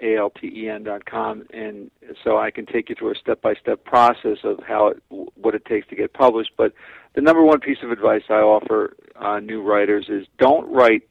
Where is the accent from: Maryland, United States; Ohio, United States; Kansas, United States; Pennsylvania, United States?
Pennsylvania, United States; Philadelphia; I'm from Philadelphia